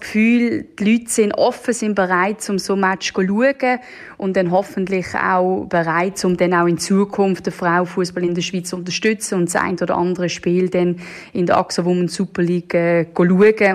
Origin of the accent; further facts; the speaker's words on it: Netherlands; now in Switzerland; ich selber bin ja Holländerin